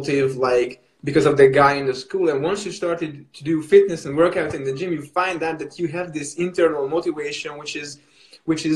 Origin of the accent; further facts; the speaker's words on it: Hungary; in my home country, which is Hungary